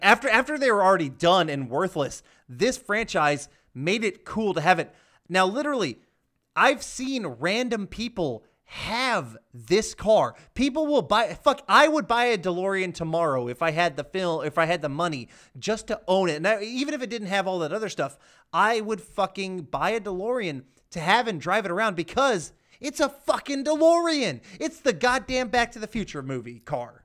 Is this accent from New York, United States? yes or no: no; Georgia, United States; I'm from Georgia